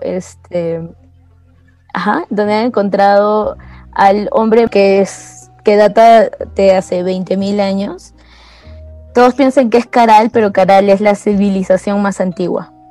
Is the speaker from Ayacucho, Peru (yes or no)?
yes; Ayacucho, Peru; la ciudad que, que de donde soy yo